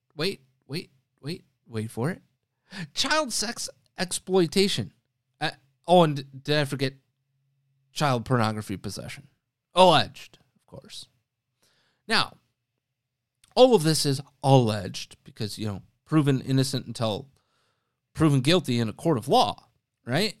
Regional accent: Wisconsin, United States; moved away; my home state in Outagamie County, again, that's in Wisconsin

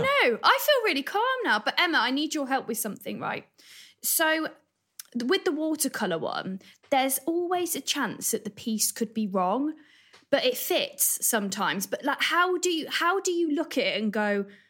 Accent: Evesham, West Midlands, United Kingdom; I'm from a little town called Evesham in Worcestershire

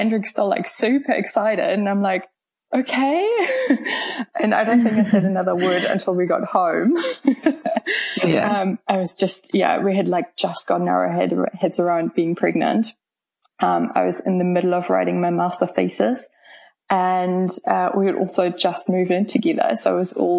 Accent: Germany; English is a second language; moved away as an adult; now in Auckland, New Zealand; I'm originally from Germany, but moved here about 10 years ago now

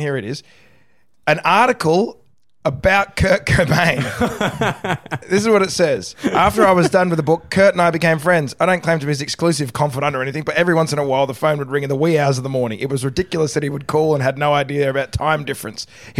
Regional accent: Australia; now in United States; Like I'm an Australian, but I don't. I don't feel like I live here anymore. I've kind of my first few years in America.

